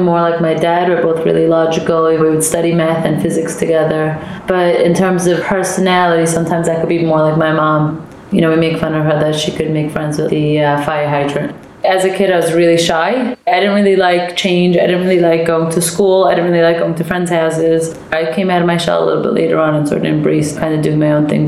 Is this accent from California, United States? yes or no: no; New York City, New York, United States; also born or lived in Manhattan; I was born and raised in Brooklyn, and I live in Manhattan now